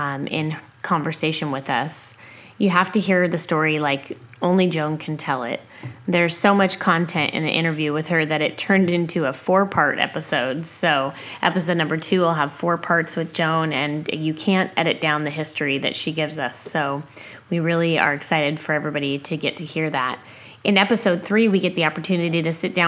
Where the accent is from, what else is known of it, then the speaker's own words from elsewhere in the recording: Washington, United States; moved away as an adult; also born or lived in Eugene-Springfield, Oregon; now in Eugene, United States; I grew up in the Pacific Northwest and still practice sonography here presently